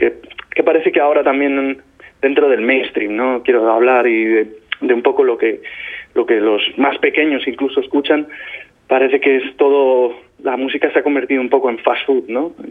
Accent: Albacete, Castilla-La Mancha, Spain; soy de Albacete

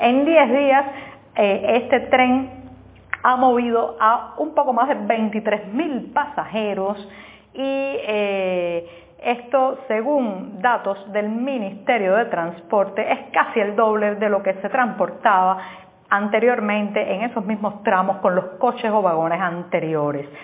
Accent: Cuba; en una sociedad como la cubana, donde estamos tan vigilados, tan observados

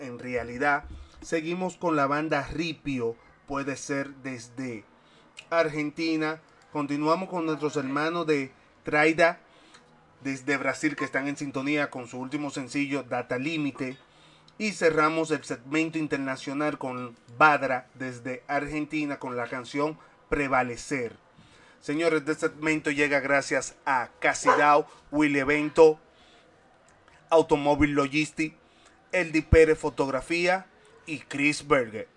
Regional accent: Dominican Republic; nosotros somos de República Dominicana

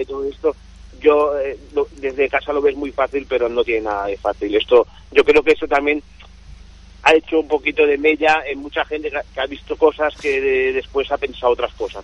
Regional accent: Barcelona, Catalonia, Spain; yo vengo de una casa, mm, un restaurante muy pequeñito, pero muy emblemático, eh, situado en Barcelona

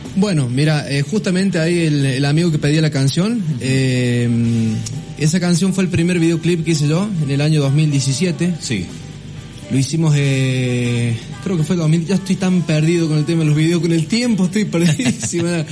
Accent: La Toma, San Luis, Argentina; La toma es mi vida

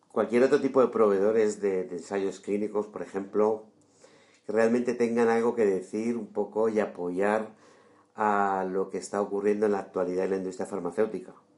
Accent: Madrid, Community of Madrid, Spain; nacido en Madrid

